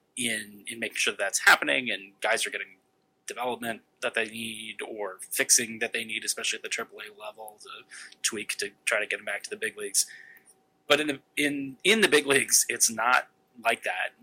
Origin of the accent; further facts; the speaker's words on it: the Bay Area, California, United States; I grew up in the Bay Area